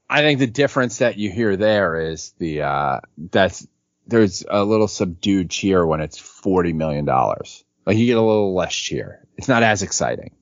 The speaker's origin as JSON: {"language": "English", "town": "New York City", "region": "New York", "country": "United States", "tie": "born or raised there", "said": "growing up on City Island"}